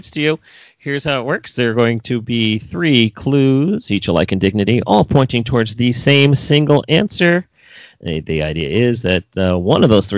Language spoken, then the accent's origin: English; New York City, New York, United States; I'm from New York City